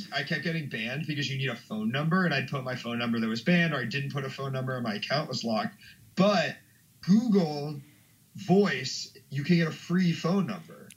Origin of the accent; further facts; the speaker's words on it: Washington, District of Columbia, United States; moved away as an adult; now in Chicago, United States; I grew up in Washington D.C. originally. I've been in Chicago for like four years.